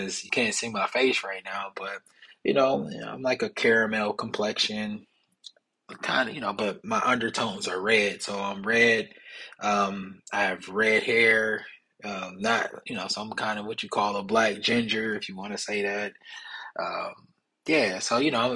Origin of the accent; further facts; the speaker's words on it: Milwaukee, Wisconsin, United States; I'm originally from Milwaukee, Wisconsin.